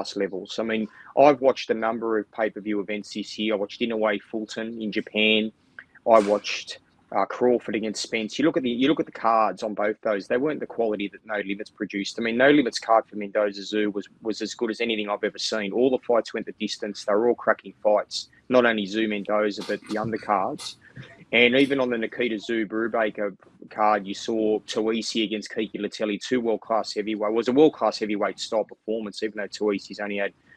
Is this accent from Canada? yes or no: no; Australia; being an Aussie